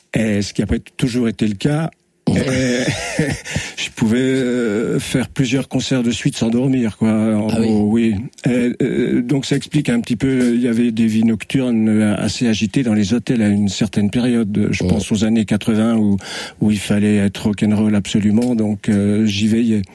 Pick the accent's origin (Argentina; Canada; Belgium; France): France; Dole, Bourgogne-Franche-Comté; je suis né à Dole, à 300 mètres d'ici d'ailleurs